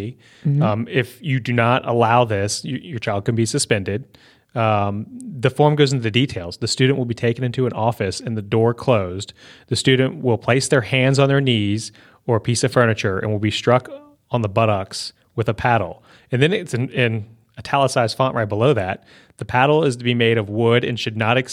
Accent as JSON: {"language": "English", "region": "Virginia", "country": "United States", "tie": "born or raised there", "said": "I grew up in Virginia"}